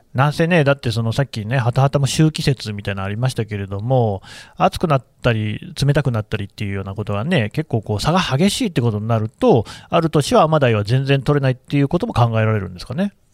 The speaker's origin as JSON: {"language": "Japanese", "town": "Nagoya", "region": "Aichi", "country": "Japan", "tie": "born or raised there", "also_born_or_lived": "Kanazawa", "moved": "as an adult", "said": "出身は名古屋なんで、ずっとこう太平洋側にいた"}